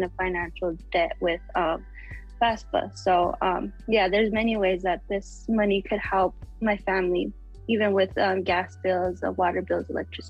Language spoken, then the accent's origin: English; Taos Pueblo, New Mexico, United States; I am from Taos Pueblo in Jemez Pueblo, New Mexico